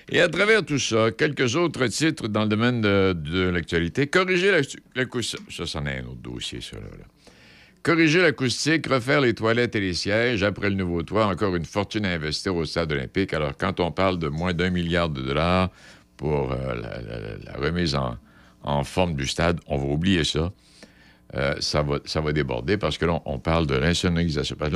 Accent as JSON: {"language": "French", "region": "Quebec", "country": "Canada", "said": "Moi, je suis un Canadien québécois, un Français. Canadien français"}